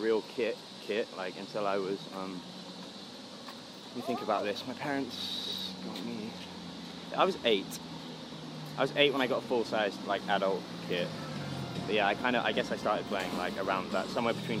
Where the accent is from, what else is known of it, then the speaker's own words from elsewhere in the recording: London, United Kingdom; I was born in West London in a place called Ealing. I spent 14 years there